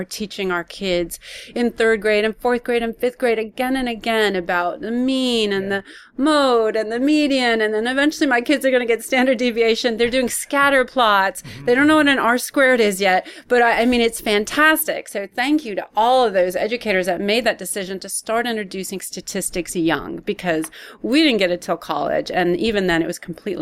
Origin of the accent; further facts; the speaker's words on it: Palo Alto, California, United States; moved away as an adult; also born or lived in Texas; now in Austin, United States; I grew up in Palo Alto